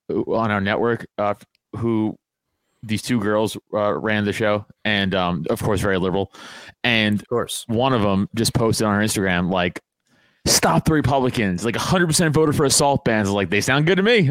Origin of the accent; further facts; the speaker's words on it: New York, United States; now in near Philadelphia, United States; I'm from New York